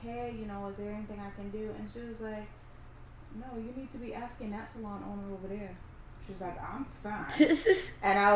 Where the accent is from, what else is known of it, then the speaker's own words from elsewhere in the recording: Boston, Massachusetts, United States; I'm from Boston